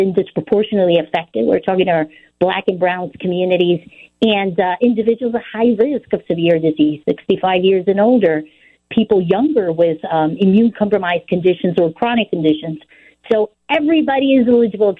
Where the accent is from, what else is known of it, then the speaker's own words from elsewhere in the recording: Puerto Rico; also born or lived in New York / Illinois; now in Chicago, United States; I was born in New York, raised in Puerto Rico, so I come from a commonwealth.